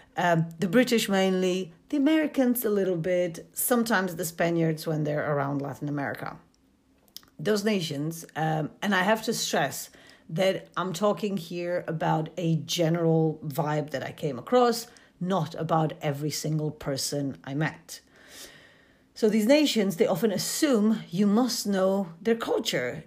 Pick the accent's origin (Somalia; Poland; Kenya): Poland; moved away as an adult; also born or lived in United Kingdom; I come from Poland